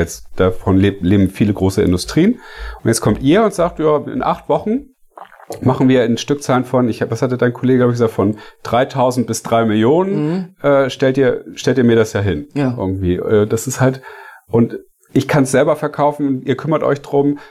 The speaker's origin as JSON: {"language": "German", "region": "Hamburg", "country": "Germany", "said": "Ich komme ja nur auch von hier"}